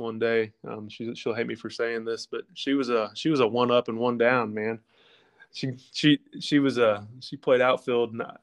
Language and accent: English; Lexington, United States; my hometown, Lexington, where we're from